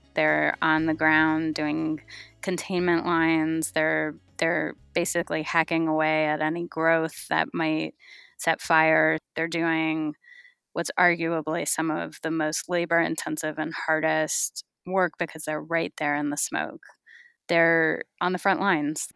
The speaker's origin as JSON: {"language": "English", "region": "California", "country": "United States", "tie": "born or raised there", "said": "I grew up in California"}